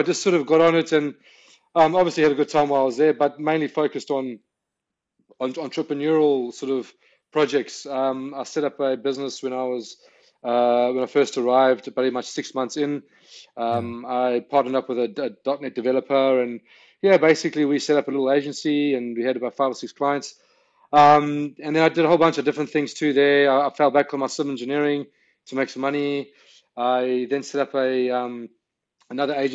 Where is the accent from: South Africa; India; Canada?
South Africa; moved away as an adult; also born or lived in London, United Kingdom / United States; now in Australia; I'm South African born, grew up in South Africa